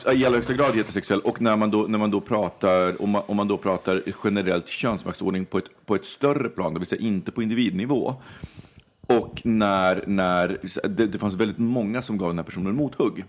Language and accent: Swedish; Stockholm, Stockholm County, Sweden; Stockholm eller Skärholmen, det är uppväxt i Vårberg